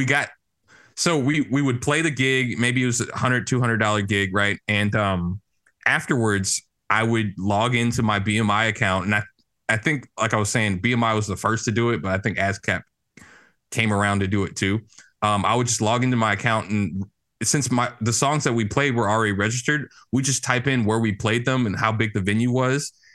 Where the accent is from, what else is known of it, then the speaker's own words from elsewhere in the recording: St. Louis, Missouri, United States; I grew up in St. Louis, Missouri